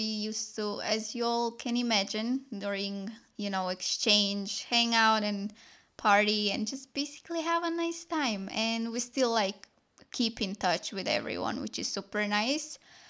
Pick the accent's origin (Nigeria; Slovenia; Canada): Slovenia; I'm from Slovenia. It's a tiny country in Europe.